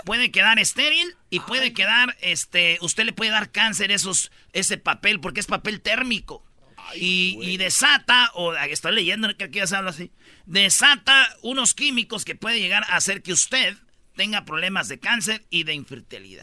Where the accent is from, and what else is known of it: Jiquilpan, Michoacán, Mexico; born or raised there; moved away; also born or lived in La Jara